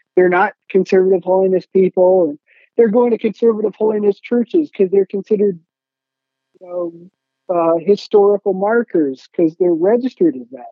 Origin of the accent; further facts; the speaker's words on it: Hillsdale, Michigan, United States; I grew up in Hillsdale, Michigan